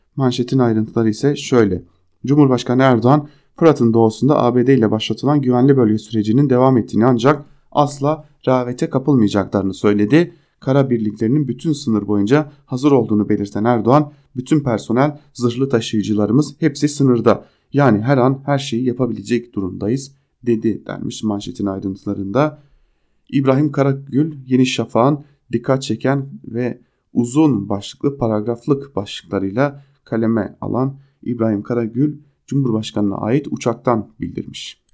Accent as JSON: {"language": "Turkish", "town": "Diyarbakır", "region": "Diyarbakır Province", "country": "Turkey", "said": "ben Diyarbakırlıyım. Ailem hala Diyarbakır'da yaşıyor."}